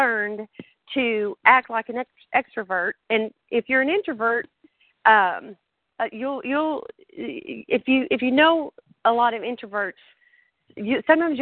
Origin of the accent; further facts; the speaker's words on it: New Mexico, United States; moved away; also born or lived in West Texas / Central Texas; I'm from New Mexico, and the ugly part of New Mexico